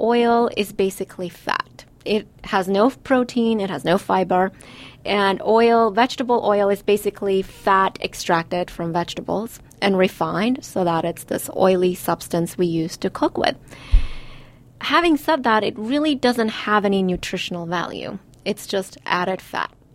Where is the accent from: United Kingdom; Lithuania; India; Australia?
India; I'm Indian and we use oil in everything